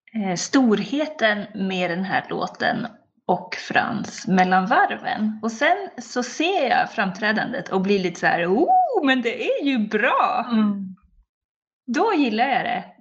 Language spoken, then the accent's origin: Swedish; Sweden; jag är svensk